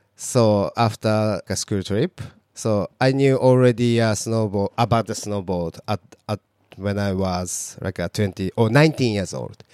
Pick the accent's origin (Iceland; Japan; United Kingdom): Japan; Fukuoka; English is a second language; moved away as an adult; also born or lived in Hokkaido; now in Niseko, Japan; my hometown is quite uh, like a big city, Fukuoka